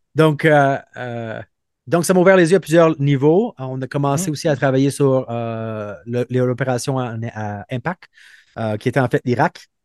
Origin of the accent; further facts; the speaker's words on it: Montreal, Quebec, Canada; moved away as an adult; also born or lived in Brazil / Trois-Rivières / Calgary; je viens de Montréal où euh, j'ai grandi auprès de deux parents qui sont euh, psychologues